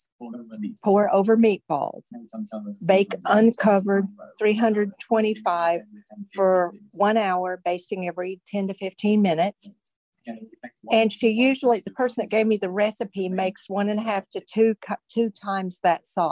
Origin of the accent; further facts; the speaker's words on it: Tennessee, United States; moved away; I grew up in Tennessee, so we didn't have ham loaf.